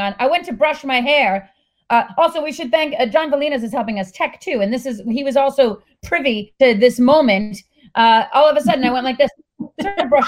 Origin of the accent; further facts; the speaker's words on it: Framingham, Massachusetts, United States; I grew up with Heather in Framingham, Massachusetts